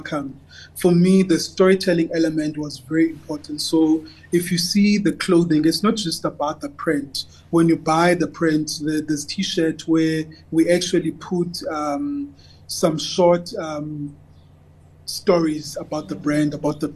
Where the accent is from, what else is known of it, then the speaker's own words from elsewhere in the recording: Cape Town, Western Cape, South Africa; I'm from Khayelitsha